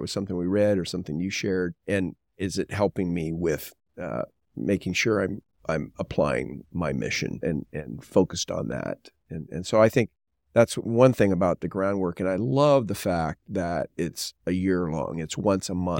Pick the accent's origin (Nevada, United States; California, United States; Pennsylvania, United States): California, United States; Southern; I was born and raised in Southern California